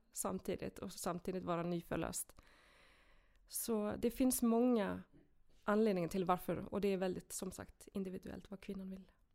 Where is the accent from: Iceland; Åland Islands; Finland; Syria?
Iceland; Swedish is a second language; moved away as an adult; now in Sweden; Jag är en enkel islänning som eh, kom till Sverige när jag var 18.